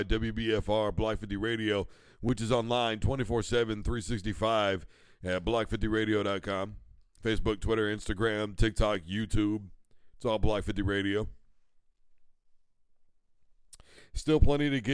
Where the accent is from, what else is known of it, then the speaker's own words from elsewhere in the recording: Midwest, United States; I am from the Midwest